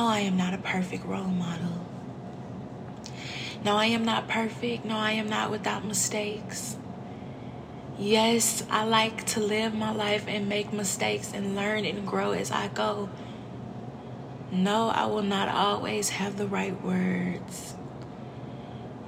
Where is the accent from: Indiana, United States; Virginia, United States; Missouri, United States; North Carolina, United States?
Missouri, United States; St. Louis; I'm from St. Louis